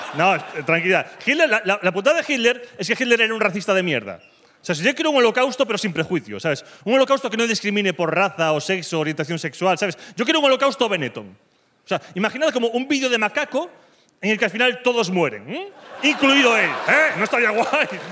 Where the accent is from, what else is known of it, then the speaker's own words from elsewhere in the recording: Galicia, Spain; now in Madrid, Spain; Soy gallego